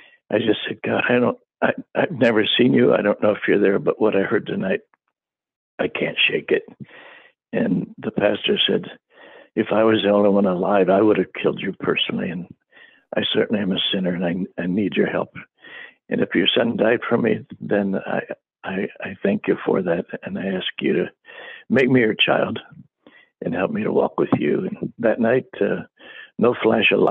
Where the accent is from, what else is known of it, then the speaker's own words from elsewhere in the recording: Akron, Ohio, United States; first language English; moved away as an adult; also born or lived in Papua New Guinea; I was from a poor family in, I was born in Akron, Ohio